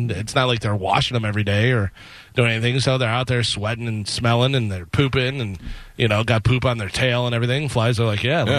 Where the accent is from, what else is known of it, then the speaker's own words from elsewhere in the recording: Illinois, United States; Growing up in Illinois, a lot of people had cows around where we lived